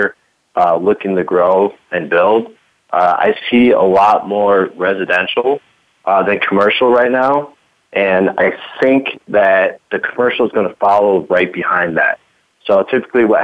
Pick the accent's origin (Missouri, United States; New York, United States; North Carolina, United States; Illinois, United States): Illinois, United States; Aurora; I'm from Aurora, Illinois